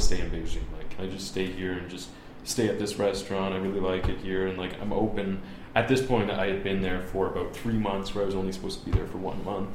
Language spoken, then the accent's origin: English; Canada; moved away as an adult; also born or lived in Southern Ontario / China; I grew up in a small town in Canada.